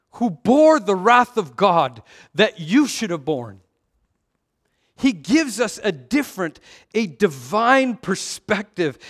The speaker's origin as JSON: {"language": "English", "town": "Vancouver", "region": "British Columbia", "country": "Canada", "said": "I missed being American by 20 kilometers. Vancouver is just like 20 kilometers north of the border"}